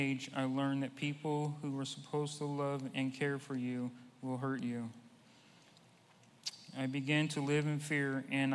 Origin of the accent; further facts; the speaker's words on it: Santa Clara, California, United States; I was born in Santa Clara, California in 1965